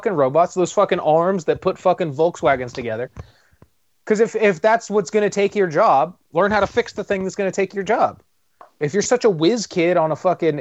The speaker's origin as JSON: {"language": "English", "town": "Tehachapi", "region": "California", "country": "United States", "tie": "born or raised there", "moved": "yes", "said": "I'm in Tehachapi, my hometown"}